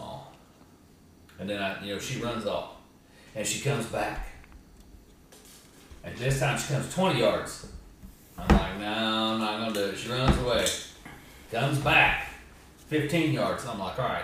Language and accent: English; Georgia, United States; growing up in Georgia